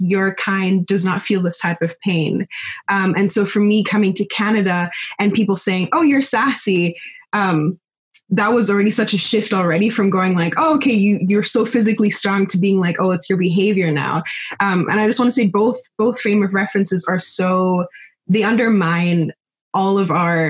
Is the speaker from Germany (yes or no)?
yes; Germany; moved away; I grew up in Germany.